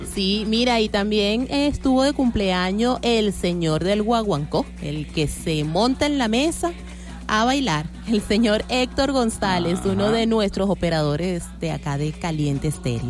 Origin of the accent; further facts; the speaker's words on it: Venezuela; somos los venezolanos pachangueros